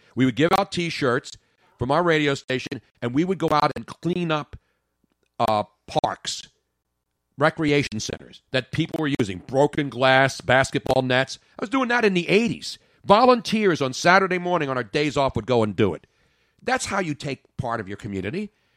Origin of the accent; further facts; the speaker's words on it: Philadelphia, Pennsylvania, United States; am born and raised in Philly